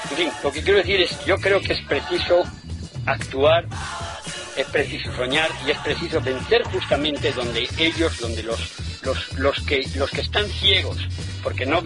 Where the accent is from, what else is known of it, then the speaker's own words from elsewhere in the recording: Moral de Calatrava, Castilla-La Mancha, Spain; Claro que soy de Moral de Calatrava o de Ciudad Real, pero no es suficiente.